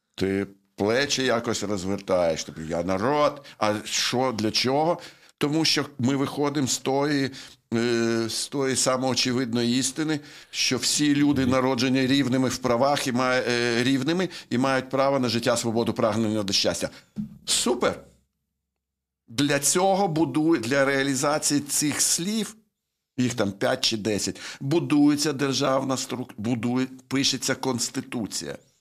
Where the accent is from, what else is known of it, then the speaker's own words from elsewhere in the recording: Chernivtsi, Chernivtsi Oblast, Ukraine; в Чернівці, звідки я родом. Я там народився.